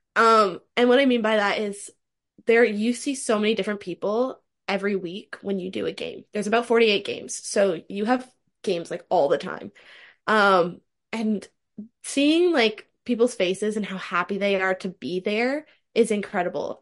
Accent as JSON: {"language": "English", "town": "Toronto", "region": "Ontario", "country": "Canada", "said": "I'm from Toronto, Ontario, Canada, currently still living there"}